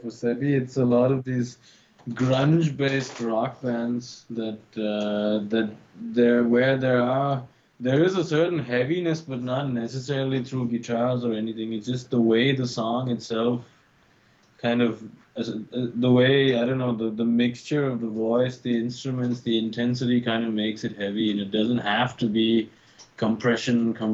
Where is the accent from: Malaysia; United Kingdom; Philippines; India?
India; moved away; I grew up in India